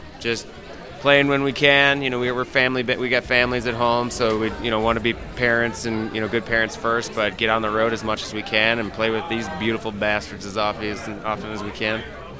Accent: Northeast, United States; I grew up in the Northeast. Bands like the … I cut my teeth on.

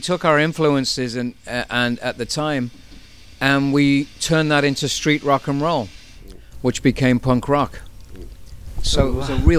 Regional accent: Manchester, North West England, United Kingdom; We're from Manchester, England. And Manchester, England is the epicenter of everything cool. It's the north of England

